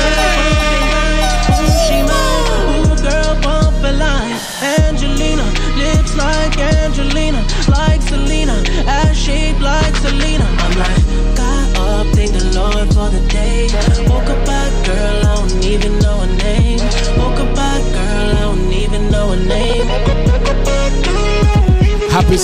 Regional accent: Canada; We are Canadian

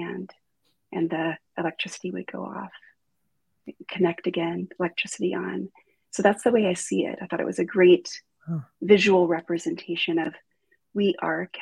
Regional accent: Deep South, United States; I grew up in the South, like the deep South.

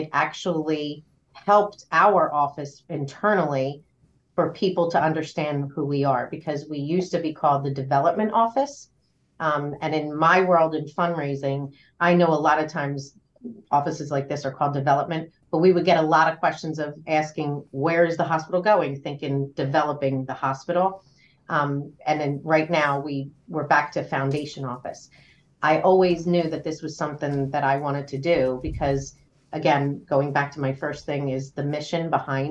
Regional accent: Trenton, New Jersey, United States; also born or lived in Ewing, New Jersey; I've lived in this area my whole life. So I grew up in Trenton and moved to Ewing when I was about 16, 17.

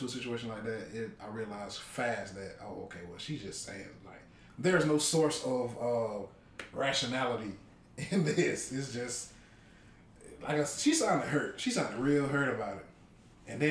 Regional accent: Sandersville, United States; we're from Sandersville

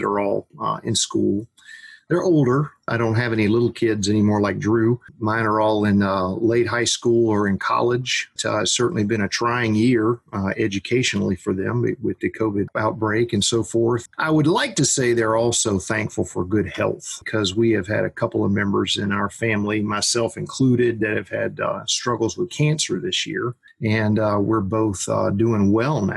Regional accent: Gainesville, Florida, United States; I grew up here in Florida, like I said, just a couple hours north around the Gainesville area

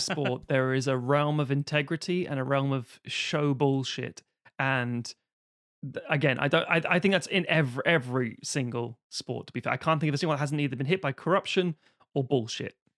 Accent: London, United Kingdom; because I'm from Highbury, I'm an Arsenal fan

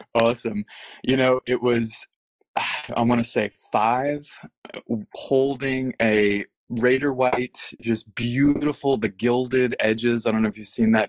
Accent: Texas, United States; moved away; growing up in Texas, my parents taught me tarot

